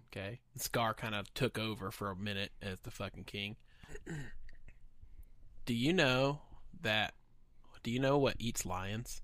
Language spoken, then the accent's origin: English; Florida, United States; I'm from the South, bro. We eat hush puppies.